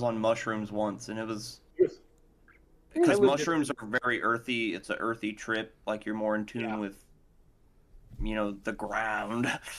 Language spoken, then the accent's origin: English; Texas, United States; I'm fucking from Texas and I'm brown